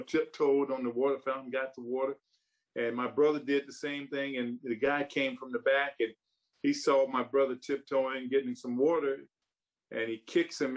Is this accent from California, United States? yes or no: no; South Carolina, United States; when I was growing up, I grew up during the Jim Crow era of South Carolina and the South